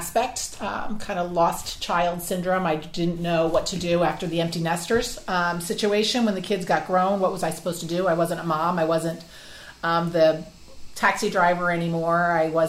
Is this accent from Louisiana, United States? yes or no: no; New Jersey, United States; moved away as an adult; now in South Carolina, United States; I'm from New Jersey originally, born and raised with 9 brothers and sisters